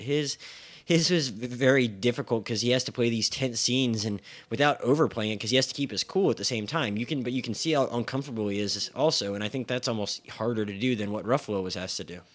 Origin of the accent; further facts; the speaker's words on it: Philadelphia, Pennsylvania, United States; my hometown news, newspapers, the Philadelphia Daily News and the Philadelphia Inquirer